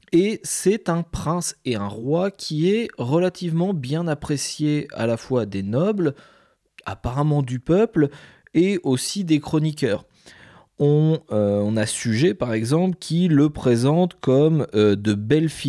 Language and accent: French; Mantes-la-Jolie, Île-de-France, France; Et je viens de Mantes-la-Jolie je suis très triste de cet épisode.